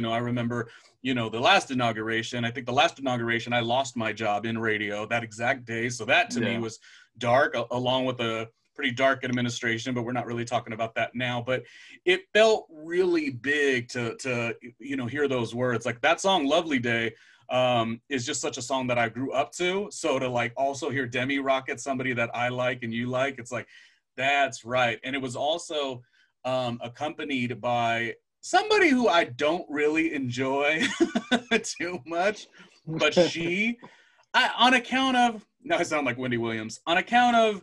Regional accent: California, United States; I grew up in California

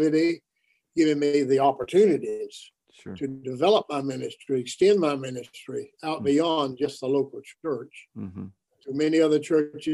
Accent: Danville, Virginia, United States; I was born in Danville, Virginia

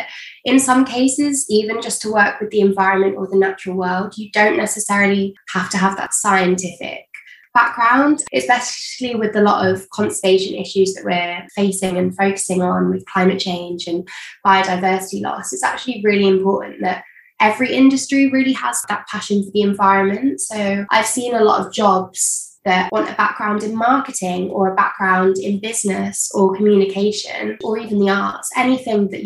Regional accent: Manchester, North West England, United Kingdom; now in Jersey; originally from Manchester in the UK

